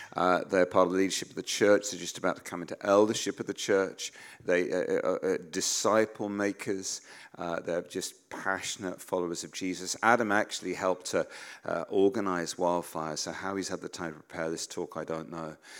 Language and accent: English; United Kingdom; as British people